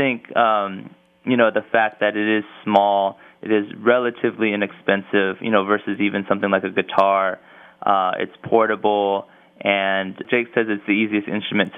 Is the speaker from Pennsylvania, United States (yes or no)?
no; Los Angeles, California, United States; growing up in Los Angeles